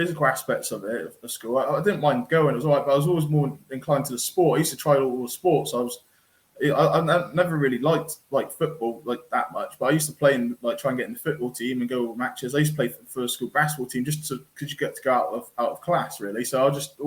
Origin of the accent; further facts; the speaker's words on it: Corby, East Midlands, United Kingdom; also born or lived in Kettering; I was born in Ketchum General Hospital, which is obviously the town next to us, at Corby. So spent all my youth up in Corby, a great town